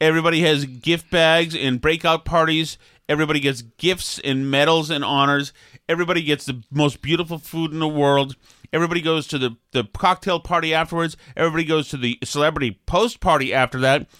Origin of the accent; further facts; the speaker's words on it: Boston, Massachusetts, United States; accent: Boston; my Boston accent